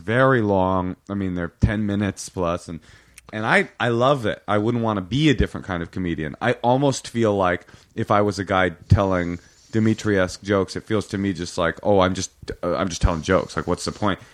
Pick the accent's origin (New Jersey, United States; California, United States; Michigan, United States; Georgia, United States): California, United States; Oakland; I grew up in Oakland in a public school system